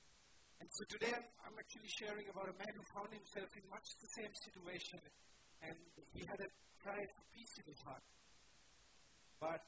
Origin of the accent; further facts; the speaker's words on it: Sri Lanka; moved away; my home country, Sri Lanka